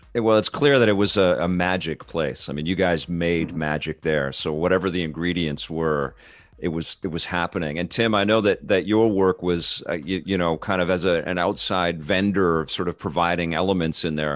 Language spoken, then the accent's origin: English; West Coast, United States; a West Coaster